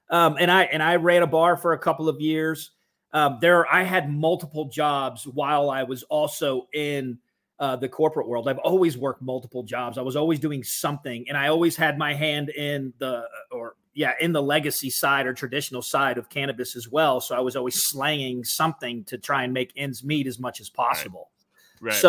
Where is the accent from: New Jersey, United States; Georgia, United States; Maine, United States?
Georgia, United States; Atlanta; growing up in Atlanta, at least during my teenage years uh, we have the same thing.